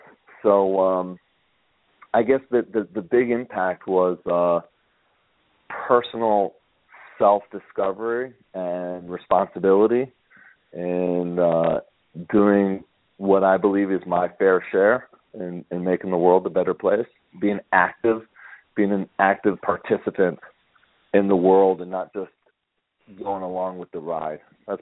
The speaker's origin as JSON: {"language": "English", "country": "United States", "moved": "as an adult", "lives_now": "Israel", "said": "being an American"}